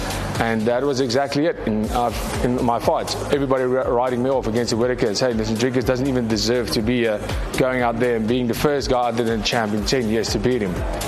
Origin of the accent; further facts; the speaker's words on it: South Africa; we are South African